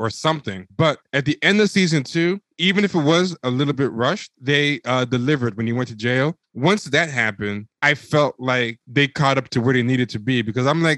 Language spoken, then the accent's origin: English; New York, United States; I'm from New York